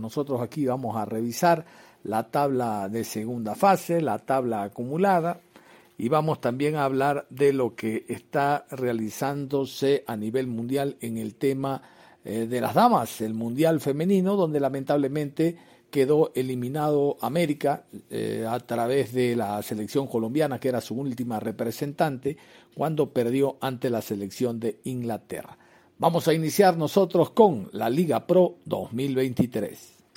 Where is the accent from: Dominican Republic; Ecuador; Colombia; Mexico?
Ecuador; Guayaquil, Guayas; como guayaquileño